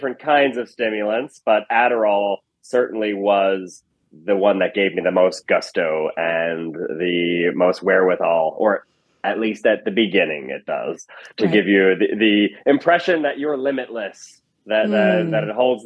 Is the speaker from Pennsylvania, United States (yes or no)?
yes; Chadds Ford, Pennsylvania, United States; moved away as an adult; also born or lived in New York / Los Angeles / Berkeley; I grew up outside of Philadelphia in a town called Chadsford, Pennsylvania